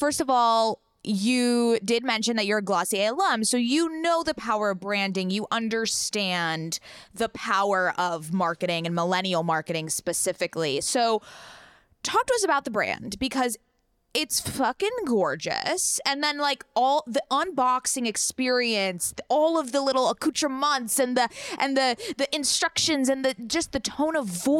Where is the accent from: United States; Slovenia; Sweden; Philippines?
United States; San Diego, California; I grew up with Riley in San Diego